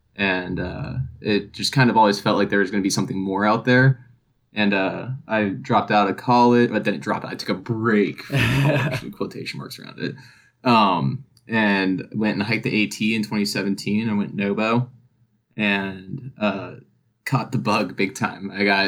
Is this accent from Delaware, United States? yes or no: no; Georgia, United States; But yeah, now growing up in North Georgia, you know, all of our history books, social study books, they all had, you know, at least a page on the Appalachian Trail and how it starts in Georgia.